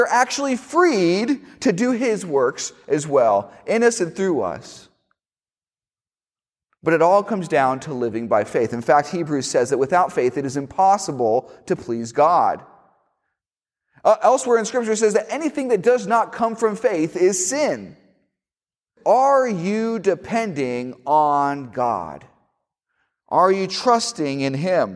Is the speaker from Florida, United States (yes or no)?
yes; Miami, Florida, United States; moved away; when I was in high school, I went to a school in Miami, and I didn't say this earlier, but I am from Miami, Florida